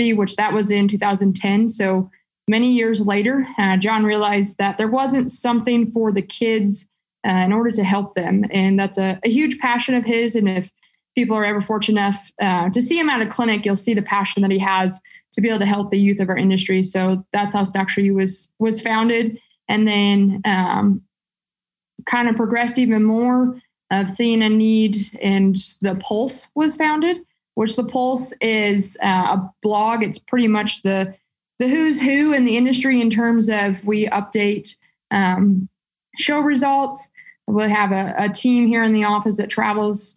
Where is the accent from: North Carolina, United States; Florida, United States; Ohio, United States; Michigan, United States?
Michigan, United States; moved away as an adult; also born or lived in West Virginia; I grew up in Michigan